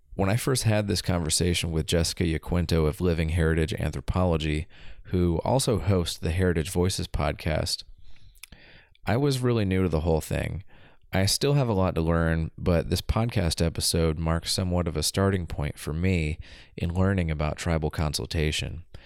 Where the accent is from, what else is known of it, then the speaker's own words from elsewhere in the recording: Southeast, United States; moved away as an adult; also born or lived in Kentucky; now in Oregon, United States; I grew up in the Southeast and went to school in the Southeast